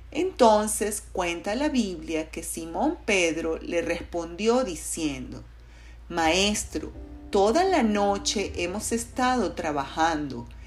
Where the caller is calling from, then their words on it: Caracas, Capital District, Venezuela; les saludo cariñosamente desde la ciudad de de Caracas, Venezuela.